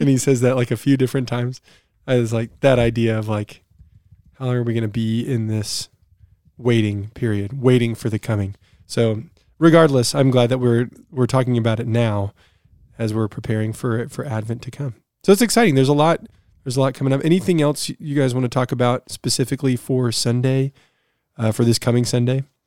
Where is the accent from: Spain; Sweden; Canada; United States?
United States; as an American